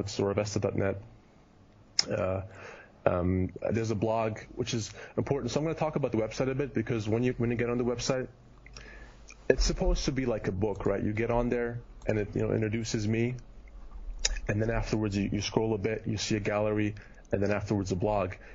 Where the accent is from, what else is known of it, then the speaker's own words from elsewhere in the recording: Germany; moved away as an adult; also born or lived in Kitchener, Canada; now in United States; Europe because that's where I grew up